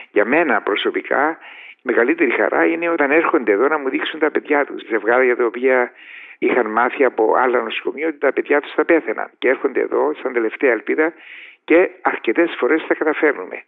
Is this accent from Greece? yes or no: no; Paphos, Paphos District, Cyprus; moved away as an adult; now in England, United Kingdom; πηγαίνω στην Κύπρο, στην Πάφο, διότι περνώ έξω από το σπίτι μου που δεν υπάρχει πλέον